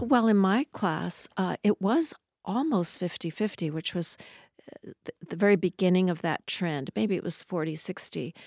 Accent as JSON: {"language": "English", "region": "Southern California", "country": "United States", "tie": "born or raised there", "also_born_or_lived": "Los Angeles", "moved": "yes", "lives_now": "Seattle, United States", "said": "I was actually, uh, born in, around Los Angeles and grew up in Southern California."}